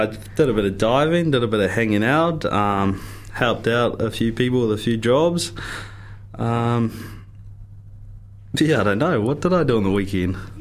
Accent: Gore, Southland, New Zealand; also born or lived in Hokianga; I'm from Gore. I was born down there, and I um, I was brought up down south. Uh, spent most of my childhood down there

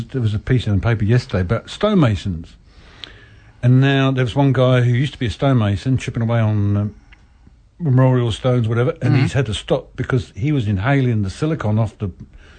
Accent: England, United Kingdom; now in New Zealand; As an Englishman

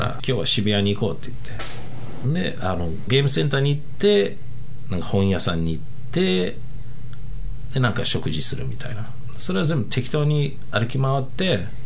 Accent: Japan; born or raised there; moved away as an adult; now in New Zealand

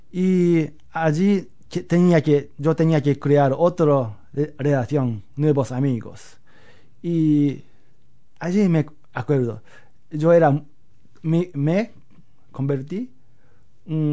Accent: Osaka, Japan; Spanish is a second language; moved away as an adult; also born or lived in Seville, Spain; Pues yo soy japonés, nací en Japón. Eh, ¿Dónde? En Osaka, el centro de Osaka.

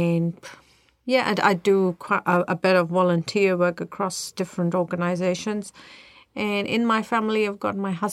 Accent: India; moved away as an adult; also born or lived in Christchurch, New Zealand; now in Selwyn, New Zealand; I come originally from India

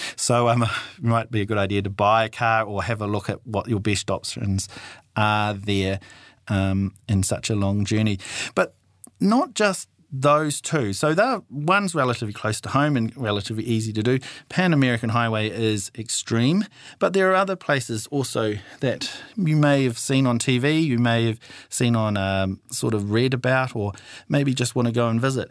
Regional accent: New Zealand

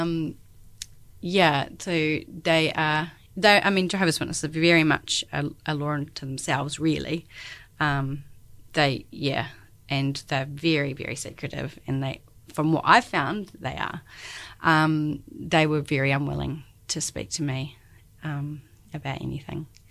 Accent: Christchurch, Canterbury, New Zealand; moved away as an adult; now in Dunedin, New Zealand; I'm born and bred in Christchurch, and I've been in Dunedin the last ten years

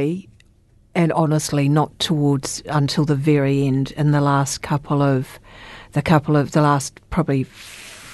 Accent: Christchurch, Canterbury, New Zealand; I was born and raised in Christchurch. I've only had very short times away from Christchurch

